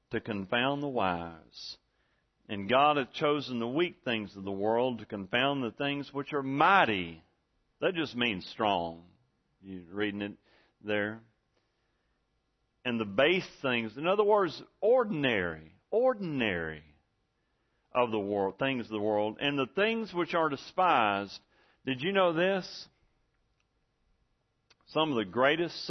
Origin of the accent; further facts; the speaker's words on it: Angelina County, Texas, United States; now in Ashley County, United States; all the sayings that I grew up with in Angelina County